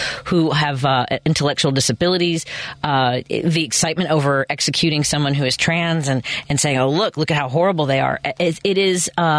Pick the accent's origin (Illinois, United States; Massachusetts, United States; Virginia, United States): Illinois, United States; Chicago; Where I grew up in Norwood, was more than 50% for Trump